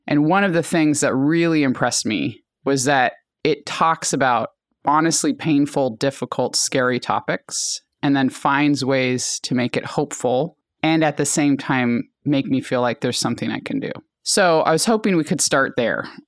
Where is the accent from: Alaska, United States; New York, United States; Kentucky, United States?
Alaska, United States; now in California, United States; I grew up in Alaska and my family's indigenous to that area.